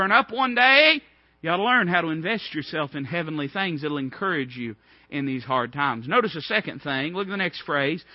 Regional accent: United States; I'm not saying I'm not an American

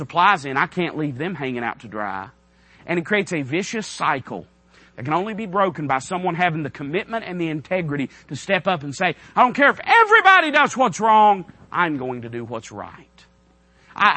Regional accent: United States; as an American citizen

